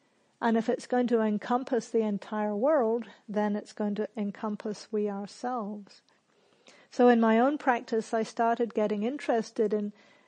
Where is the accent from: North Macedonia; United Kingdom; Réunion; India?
United Kingdom; England; also born or lived in New Zealand; now in Australia; So I grew up in England and New Zealand, and in those countries there's a lot of social pressure to not blow your own trumpet.